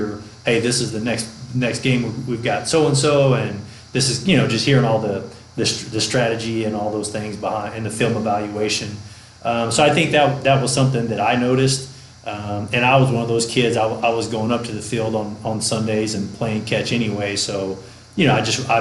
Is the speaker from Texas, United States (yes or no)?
yes; East Texas, United States; I grew up in East Texas